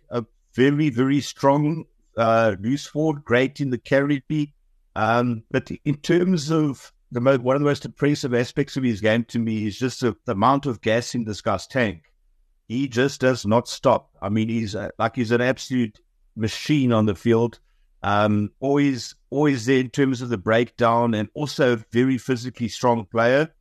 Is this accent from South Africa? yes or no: yes; Eastern Cape, South Africa; I'm from the Eastern Cape